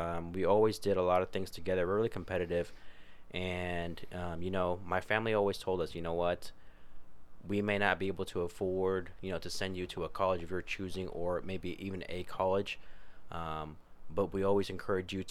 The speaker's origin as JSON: {"language": "English", "country": "United States", "tie": "born or raised there", "said": "growing up in Sutter"}